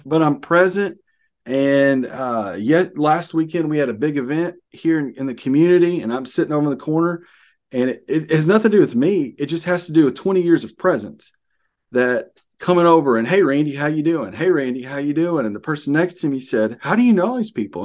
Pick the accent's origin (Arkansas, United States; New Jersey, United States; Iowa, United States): Arkansas, United States; I'm from Arkansas.